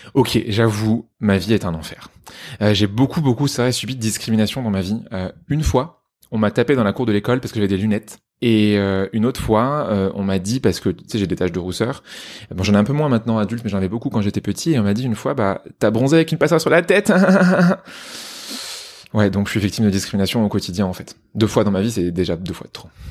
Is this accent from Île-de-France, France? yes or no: no; Poitiers, Nouvelle-Aquitaine, France; on dit Pictavien, merci, et je te permets pas de te moquer de ma ville natale